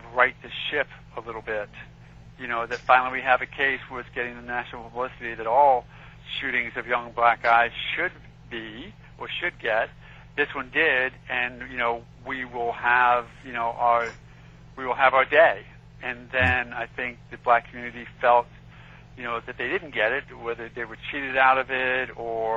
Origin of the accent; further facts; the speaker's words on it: New York City, New York, United States; moved away; I grew up in Queens, so, you know, I love New York